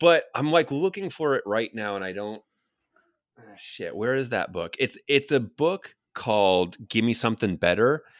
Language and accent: English; New York City, New York, United States; I grew up on Staten Island in New York